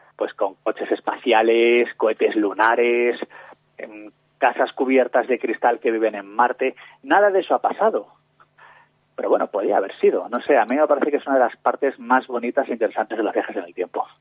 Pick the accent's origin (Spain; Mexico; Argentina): Spain; Valladolid, Castile and León; yo soy de Valladolid